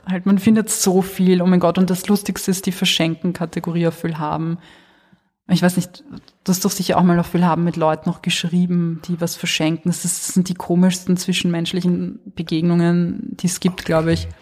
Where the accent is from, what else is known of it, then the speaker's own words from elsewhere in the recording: Wiener Neustadt, Lower Austria, Austria; da wo ich aufgewachsen bin, in Wiener Neustadt und Umgebung